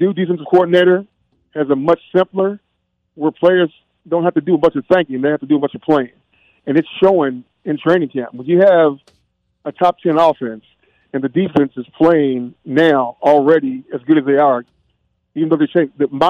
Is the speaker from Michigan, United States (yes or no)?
no; Kentucky, United States; I'm from Kentucky